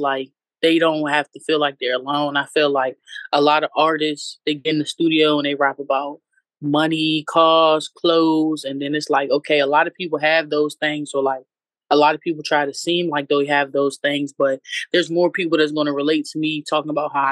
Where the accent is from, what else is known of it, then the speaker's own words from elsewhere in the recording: Alexandria, Virginia, United States; I'm from Northern Virginia. I started in Alexandria. That's where my peoples is from and everything like that. And, you know, just growing up in VA for real